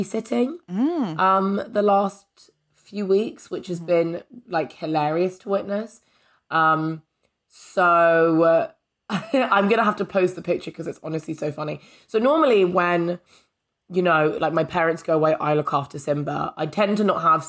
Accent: United Kingdom; I have a tense relationship with being a British person

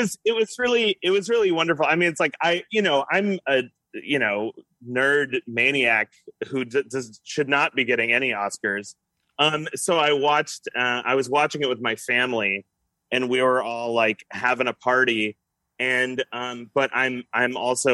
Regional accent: Salinas, California, United States; I grew up in Salinas, California, very close to your Santa Cruz

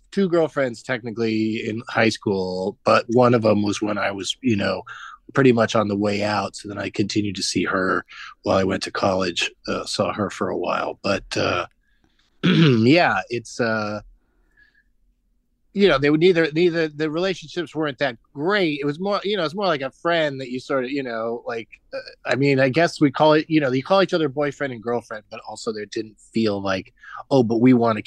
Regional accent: San Diego, California, United States; I grew up in San Diego

